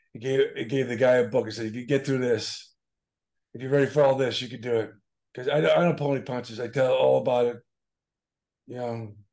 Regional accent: Boston, Massachusetts, United States; I'm from Boston.

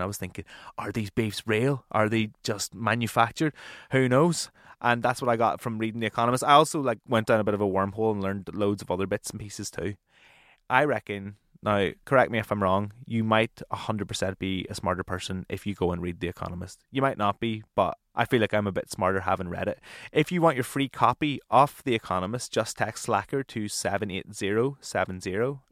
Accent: Northern Irish, Northern Ireland, United Kingdom; now in Brighton, United Kingdom; I am a Northern Irish music nerd

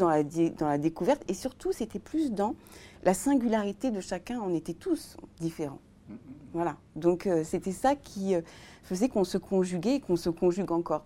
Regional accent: Tours, Centre-Val de Loire, France; je suis née à Tours

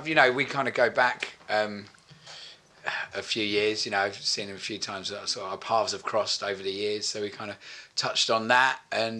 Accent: East of England, United Kingdom; I'm from Essex as well, so don't worry about that.

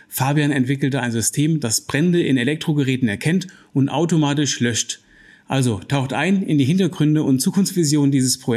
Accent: Hesse, Germany; Wir sind ja heute in einem wunderschönen Butzbach in Mittelhessen, so ganz nah an meine Heimat eigentlich.

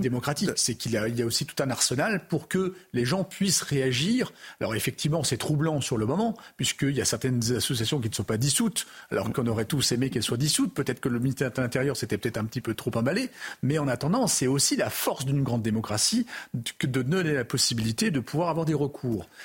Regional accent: France; je suis Français

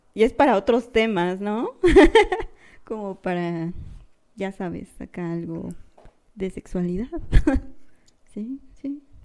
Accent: Querétaro, Mexico; somos de Querétaro

